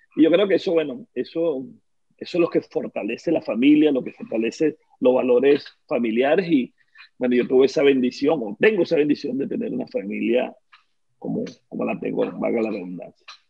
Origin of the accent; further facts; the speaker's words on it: Petare, Miranda, Venezuela; Nací en Caracas, en eh, la, universidad, mira yo, en la maternidad Concesión Palacio, pero me crié en Petare, ¿no? en Petare viví mis primeros 20 años de, de vida